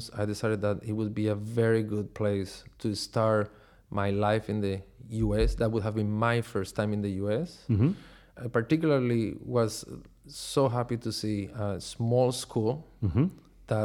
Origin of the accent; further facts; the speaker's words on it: Caracas, Capital District, Venezuela; moved away as an adult; also born or lived in Chicago, United States; I grew up in Caracas, Venezuela